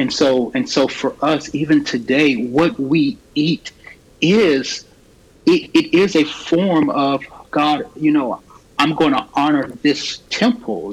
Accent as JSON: {"language": "English", "town": "Raleigh", "region": "North Carolina", "country": "United States", "tie": "born or raised there", "said": "born and raised in Raleigh"}